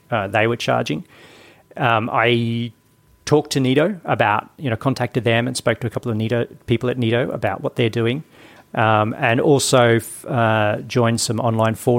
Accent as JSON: {"language": "English", "town": "Brisbane", "region": "Queensland", "country": "Australia", "tie": "born or raised there", "said": "Brisbane, my hometown."}